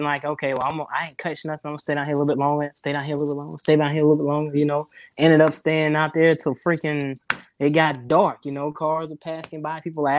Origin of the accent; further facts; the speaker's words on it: Gulfport, Mississippi, United States; So there's, I fish Gulfport. Gulfport, Mississippi. I'm from Gulfport. That's where I stay at now.